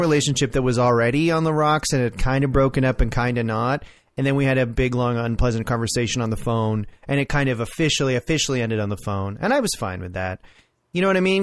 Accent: Orangeville, Ontario, Canada; I grew up in Orangeville, like near Orangeville

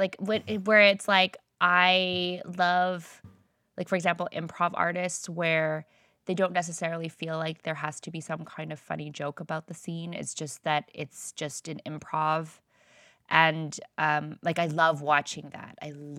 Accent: Philippines; all the things that as like a Filipino, you need to know how to, because of all the cousins, how to fit everybody in that frame, right?

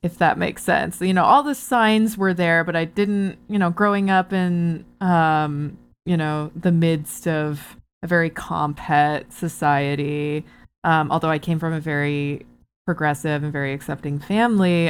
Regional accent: Barrie, Ontario, Canada; moved away; I'm from Barrie originally.

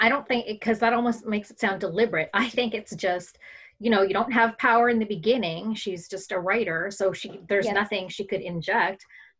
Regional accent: Philippines; yo, everybody, I'm Filipino and I'm … whatever.

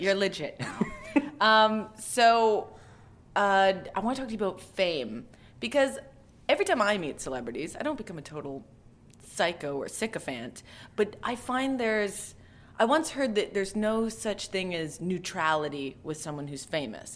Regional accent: Calgary, Alberta, Canada; I'm from Alberta

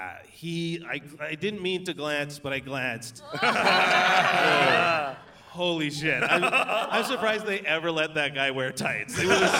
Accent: Calgary, Alberta, Canada; I lived in Calgary, born and raised in Calgary

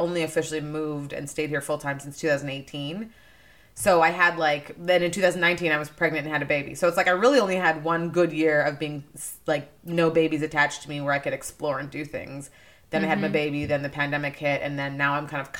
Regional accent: Winnipeg, Manitoba, Canada; now in United States; I'm from Winnipeg

